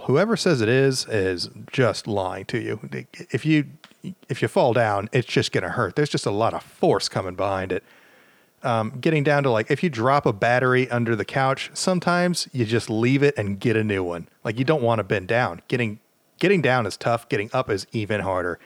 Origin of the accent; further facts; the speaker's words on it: the South, United States; I'm from the South